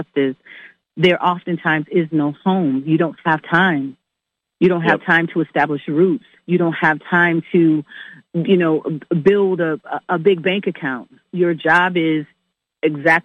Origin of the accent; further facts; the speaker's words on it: New York, United States; also born or lived in Staten Island; I was born in Manhattan, but for the first 6 months of my life, I lived in Staten Island with her